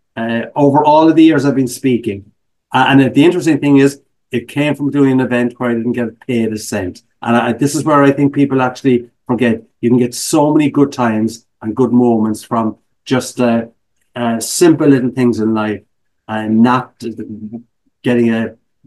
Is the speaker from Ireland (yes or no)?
yes; Ireland; accent: brogue; moved away as an adult; also born or lived in United Kingdom; now in Chicago, United States; as an Irish immigrant